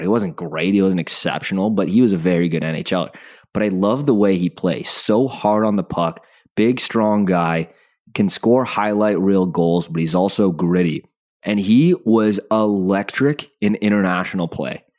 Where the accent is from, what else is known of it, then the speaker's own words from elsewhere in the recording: Calgary, Alberta, Canada; I was born in Calgary